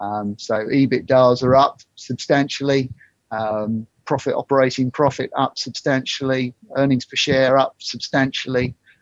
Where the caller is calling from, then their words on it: South East England, United Kingdom; In Surrey. So enjoying the heat wave down here.